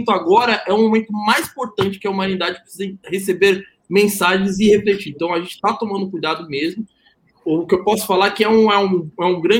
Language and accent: Portuguese; Salvador, Bahia, Brazil; Eu sou de Salvador, né?